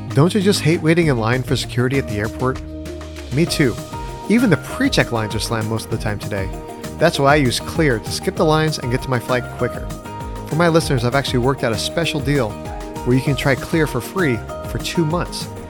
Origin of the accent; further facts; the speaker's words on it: California, United States; moved away; I'm from California originally